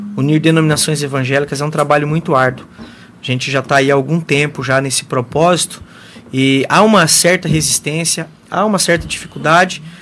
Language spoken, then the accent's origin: Portuguese; Mundo Novo, Brazil; eu nasci, me criei, estou aqui em Mundo Novo até hoje